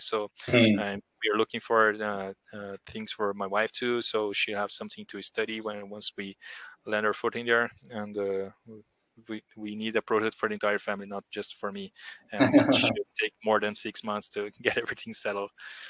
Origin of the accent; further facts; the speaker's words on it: Porto Alegre, Rio Grande do Sul, Brazil; born there; English is a second language; also born or lived in Brasilia / Rio de Janeiro; now in Curitiba, Brazil; I was born in Porto Alegre. I live in Curitiba now. I've lived in Brasilia, Rio de Janeiro, but currently in Curitiba.